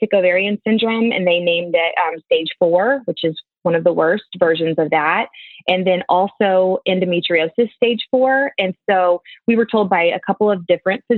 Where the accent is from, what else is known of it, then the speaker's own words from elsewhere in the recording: Jenks, Oklahoma, United States; I am from Jinx, Oklahoma